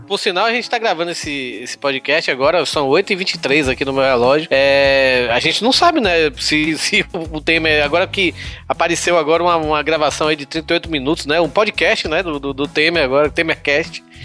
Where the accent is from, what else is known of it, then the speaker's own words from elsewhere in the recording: Bahia, Brazil; now in Fortaleza, Brazil; eu sou baiano